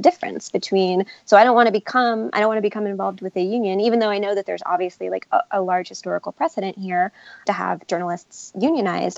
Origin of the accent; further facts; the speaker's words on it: New York, United States; I'm from New York and my parents, like, I grew up in a union household